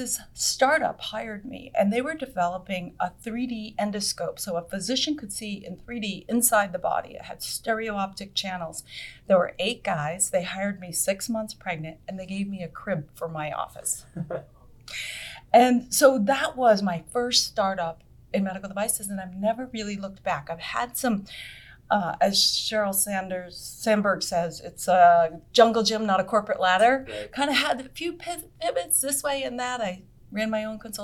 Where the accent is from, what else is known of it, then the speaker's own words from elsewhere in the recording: Vermont, United States; moved away as an adult; also born or lived in Boston; I grew up in Vermont, and I loved Vermont